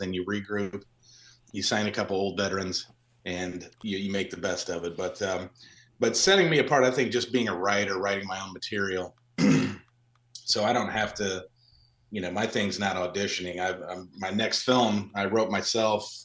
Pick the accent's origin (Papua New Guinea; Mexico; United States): United States; a couple hours south of Chicago, Illinois; you grow up in the state of Illinois, I didn't grow up in Chicago, but I grew up a couple hours south of there